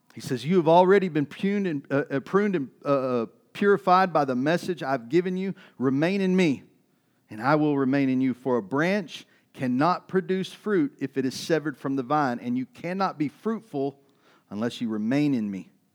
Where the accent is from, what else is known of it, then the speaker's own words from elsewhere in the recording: East Texas, United States; I grew up in East Texas.